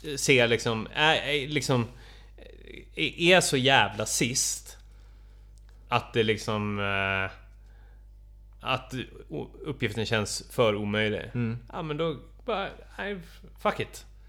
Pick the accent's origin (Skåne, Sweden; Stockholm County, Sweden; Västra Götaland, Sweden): Stockholm County, Sweden; Stockholm; för mig som stockholmare